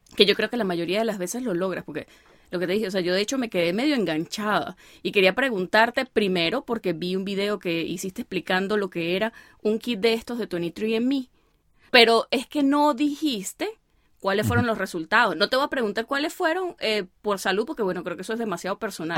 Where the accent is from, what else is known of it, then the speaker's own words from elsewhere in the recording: Venezuela; now in United States; uno como venezolano